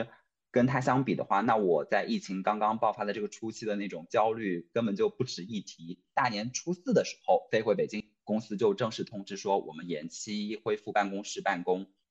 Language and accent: Chinese; southern China, China; now in Beijing, China; 是在北京生活的南方人。